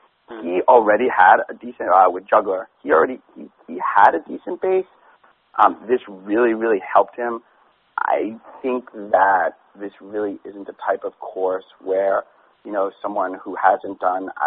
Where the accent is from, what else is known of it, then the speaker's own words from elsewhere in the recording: New York City, New York, United States; I grew up partying in New York City and being in the club scene